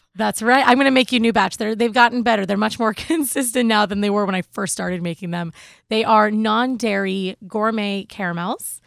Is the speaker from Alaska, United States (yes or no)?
no; Seattle, Washington, United States; moved away; I'm a West Coast girl. I'm originally from Seattle